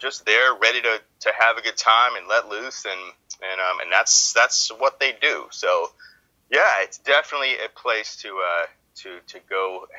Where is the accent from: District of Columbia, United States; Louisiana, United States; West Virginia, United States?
Louisiana, United States; New Orleans; Yeah. It's born in New Orleans. My family was basically settled New Orleans before it was New Orleans